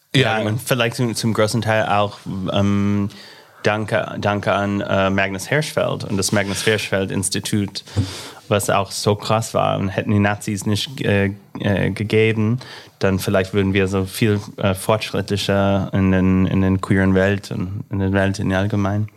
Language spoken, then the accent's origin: German; Illinois, United States; accent: American; German is a second language; moved away as an adult; now in Berlin, Germany; mit meinem amerikanischen Akzent